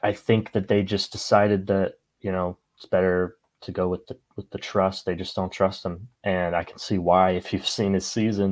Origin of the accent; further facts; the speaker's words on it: United States; also born or lived in Arizona; As an American